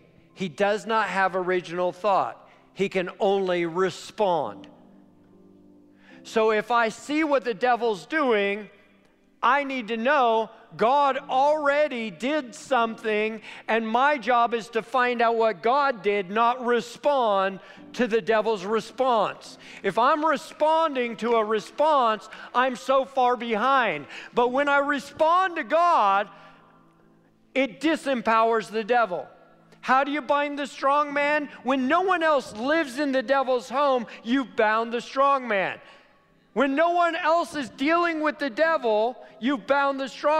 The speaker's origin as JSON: {"language": "English", "town": "Weaverville", "country": "United States", "said": "I'm from Weaverville"}